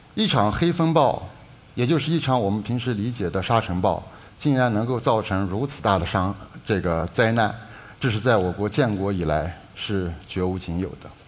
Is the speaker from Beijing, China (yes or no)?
no; Alxa, Inner Mongolia, China; moved away as an adult; also born or lived in Japan; 我就出生在这样的阿拉善，是土生土长的阿拉善人